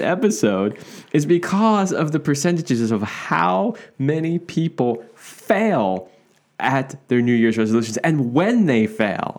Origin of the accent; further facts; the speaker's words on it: East Coast, United States; moved away; I grew up on the East Coast here in the United States